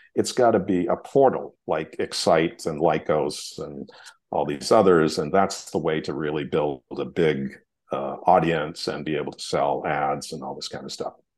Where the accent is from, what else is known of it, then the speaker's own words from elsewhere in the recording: Hollis, Maine, United States; I grew up in Hollis, Maine, which is a tiny little town in Maine